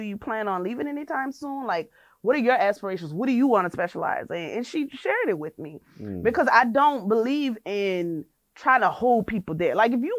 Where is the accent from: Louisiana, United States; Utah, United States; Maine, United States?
Louisiana, United States; New Orleans; I'm from New Orleans.